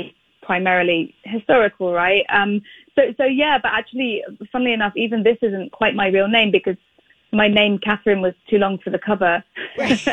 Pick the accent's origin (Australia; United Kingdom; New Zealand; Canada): United Kingdom; I am British